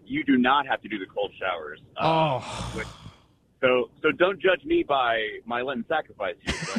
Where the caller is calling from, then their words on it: Dallas, Texas, United States; I'm calling from Dallas.